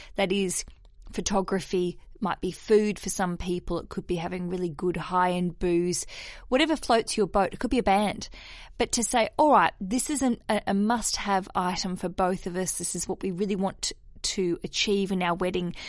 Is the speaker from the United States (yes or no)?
no; Australia; now in London, United Kingdom; I am an Aussie